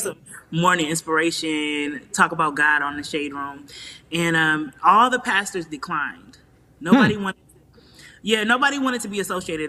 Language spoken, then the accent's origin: English; Nigeria; We're both Nigerian and we have a lot of family in common